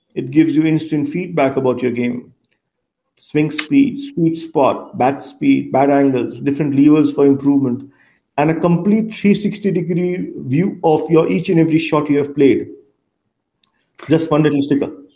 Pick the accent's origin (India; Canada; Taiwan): India; Kolkata, West Bengal; I come from India. Yeah. Uh, grew up in a eastern part of the country in Kolkata.